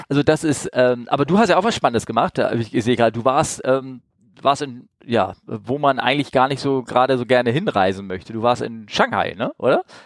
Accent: Northern Germany, Germany; als Norddeutscher. Das ist bei uns gleich um die Ecke hier in Norddeutschland.

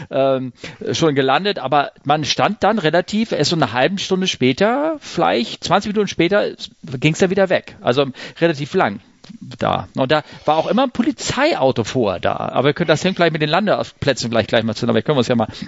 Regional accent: Hamburg, Germany; Also bei mir um die Ecke, ich komme aus der Ecke von Hamburg-Sasel

